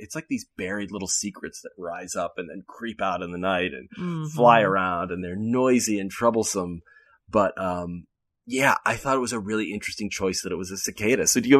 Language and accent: English; Pennsylvania, United States; now in California, United States; Maybe they exist out here, but I've never seen one around the way I did growing up in Western Pennsylvania.